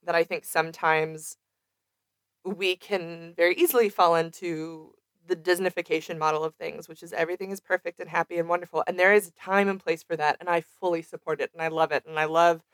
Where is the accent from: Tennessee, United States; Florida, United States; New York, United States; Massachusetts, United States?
Florida, United States; Celebration; I grew up in Celebration, Florida.